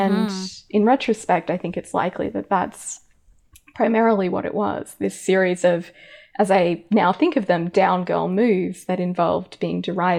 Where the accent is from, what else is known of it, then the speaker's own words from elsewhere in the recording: Australia; accent: hybrid Americanized Australian; I grew up in Australia, as listeners might be able to tell from my weird hybrid accent. It's very Americanized now.